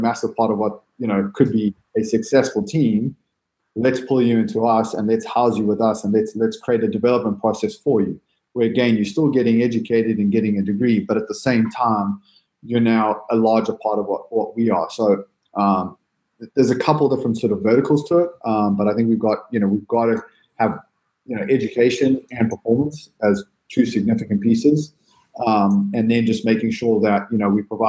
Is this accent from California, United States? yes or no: yes; San Diego, California, United States; I'm an American, love America, love San Diego